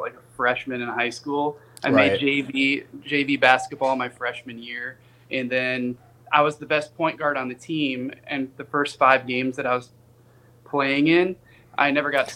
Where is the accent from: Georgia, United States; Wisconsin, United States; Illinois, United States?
Wisconsin, United States; suburb of Milwaukee; also born or lived in Kenosha, Wisconsin; now in Nashville, United States; we moved to a suburb of Milwaukee